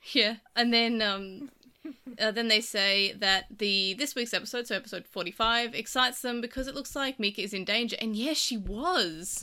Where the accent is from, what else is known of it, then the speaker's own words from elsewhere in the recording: Australia; I'm Australian.